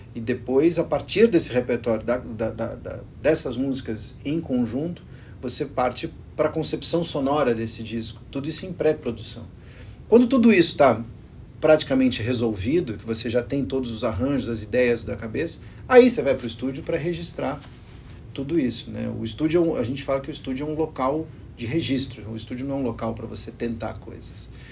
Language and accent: Portuguese; Brazil; Eu sou brasileiro